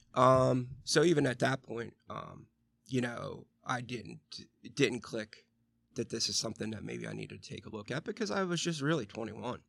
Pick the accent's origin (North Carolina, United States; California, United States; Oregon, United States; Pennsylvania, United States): Pennsylvania, United States; Western; I grew up in Western P A, and really there was nothing for us to do except, like, drink, fist fight, play football